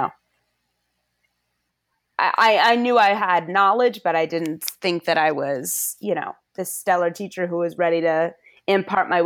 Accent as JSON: {"language": "English", "region": "Connecticut", "country": "United States", "tie": "born or raised there", "also_born_or_lived": "Washington, D.C.", "moved": "as an adult", "said": "we promptly moved back to my home state of Connecticut"}